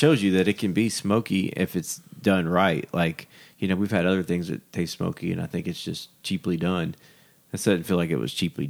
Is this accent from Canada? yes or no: yes; Canada; Being a Canadian